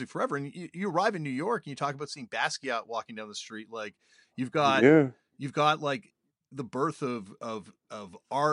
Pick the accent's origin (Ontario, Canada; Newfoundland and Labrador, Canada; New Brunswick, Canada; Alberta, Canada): Ontario, Canada; Toronto; a kid growing up in Toronto